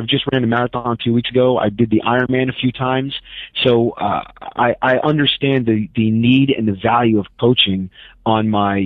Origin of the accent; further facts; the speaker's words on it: New York City, New York, United States; moved away; I'm from New York City